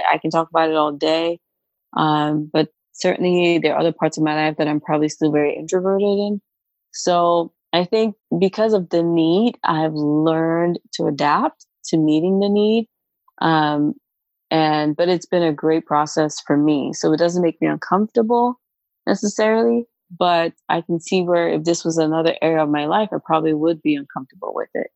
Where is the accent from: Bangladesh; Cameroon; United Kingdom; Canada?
Cameroon; now in Kentucky, United States; I am originally from Cameroon